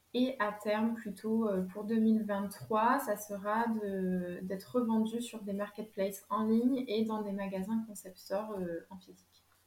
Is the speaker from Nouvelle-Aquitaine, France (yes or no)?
yes; Lot-et-Garonne, Nouvelle-Aquitaine, France; moved away as an adult; now in Bordeaux, France; je suis originaire du Lot-et-Garonne. Et en fait, je me suis rapprochée de Bordeaux